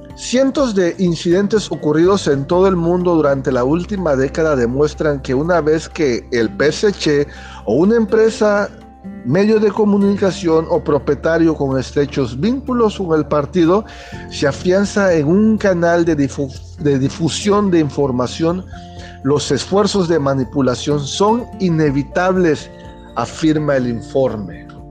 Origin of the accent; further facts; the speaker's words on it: Chiapas, Mexico; yo soy mexicano